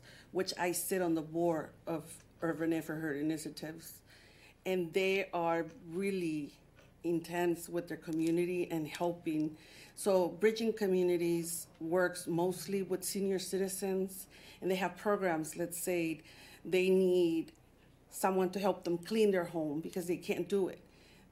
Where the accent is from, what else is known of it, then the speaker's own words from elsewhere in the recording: Texas, United States; moved away as an adult; now in Detroit, United States; I'm from Texas. I moved here 23 years ago